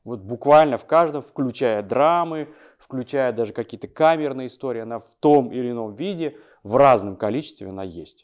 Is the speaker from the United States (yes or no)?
no; Almaty, Kazakhstan; moved away as an adult; now in Moscow, Russia; в 2002 году я переехал в Москву, сам я из Алматы